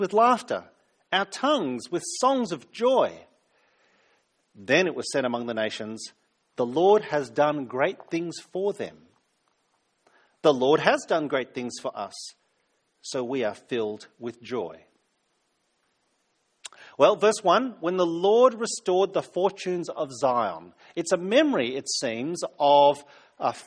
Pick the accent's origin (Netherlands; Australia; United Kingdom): Australia; New South Wales; now in South Australia, Australia; I'm from New South Wales originally